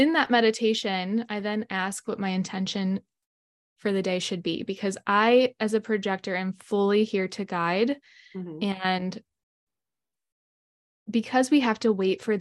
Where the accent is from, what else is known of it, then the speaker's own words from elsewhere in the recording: Michigan, United States; I'm from Michigan